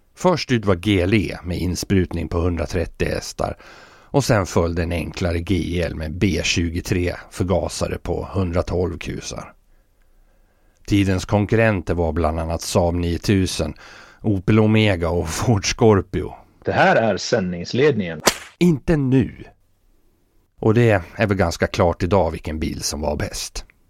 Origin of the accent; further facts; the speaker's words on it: Fagersta, Västmanland, Sweden; hemma i Fagersta